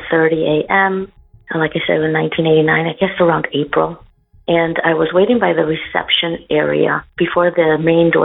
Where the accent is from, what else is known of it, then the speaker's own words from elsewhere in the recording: Chicago, Illinois, United States; moved away as an adult; now in Como, Italy; I'm originally from Chicago, Illinois